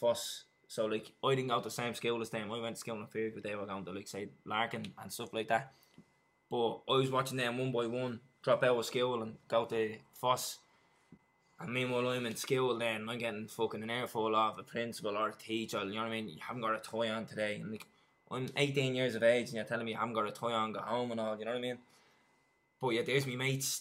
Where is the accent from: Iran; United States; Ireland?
Ireland; Dublin, Leinster; I grew up in town just off Sean McDermott Street down in Lord's Flats